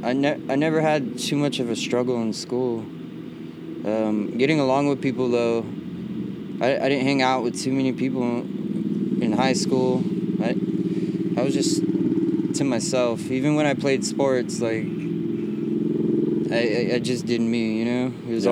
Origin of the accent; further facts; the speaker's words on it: Visalia, California, United States; I was born in Visalia, yeah.